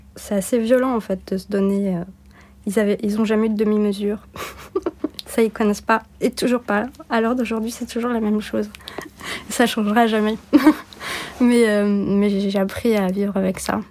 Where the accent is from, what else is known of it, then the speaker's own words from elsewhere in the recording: Bordeaux, Nouvelle-Aquitaine, France; also born or lived in Turkey / United States; Je suis née à Bordeaux